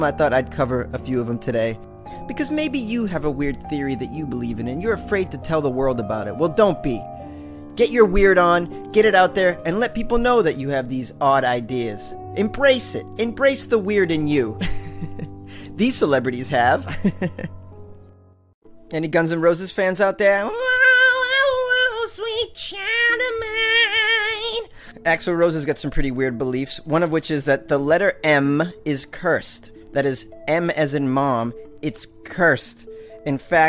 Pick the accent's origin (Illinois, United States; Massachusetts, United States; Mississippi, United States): Massachusetts, United States; Boston; I was born and raised in Boston